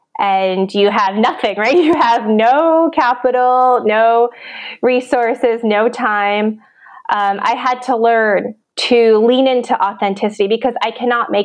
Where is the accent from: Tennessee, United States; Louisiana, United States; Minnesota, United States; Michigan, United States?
Minnesota, United States; I grew up in Minnesota